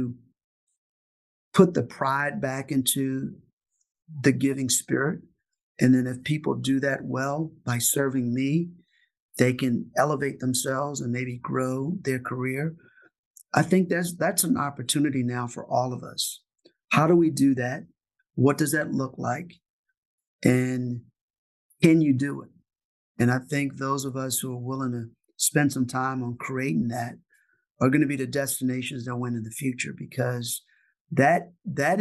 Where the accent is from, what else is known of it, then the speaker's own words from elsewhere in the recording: Richmond, Virginia, United States; In Richmond, Virginia